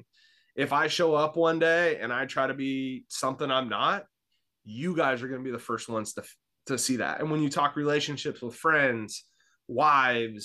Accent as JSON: {"language": "English", "town": "Vallejo", "region": "California", "country": "United States", "tie": "born or raised there", "moved": "as an adult", "lives_now": "Newberg, United States", "said": "I grew up in Northern California in the Bay Area, in Vallejo, California"}